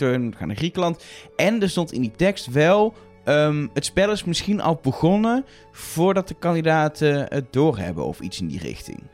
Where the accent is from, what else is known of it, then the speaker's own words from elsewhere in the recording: Netherlands; We komen uit Nederland